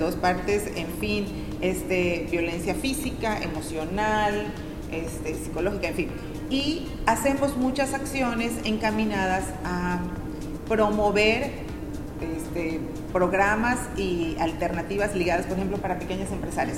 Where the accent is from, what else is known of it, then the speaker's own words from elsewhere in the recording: Tixkokob, Yucatán, Mexico; now in Mérida, Mexico; Yo nací en Tichocó